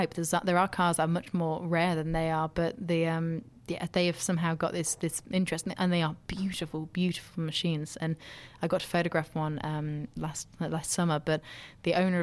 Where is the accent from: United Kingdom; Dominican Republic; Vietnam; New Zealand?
United Kingdom; very proud to be British.